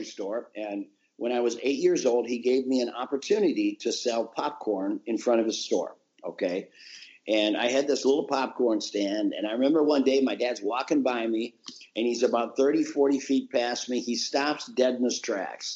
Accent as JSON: {"language": "English", "region": "Minnesota", "country": "United States", "tie": "born or raised there"}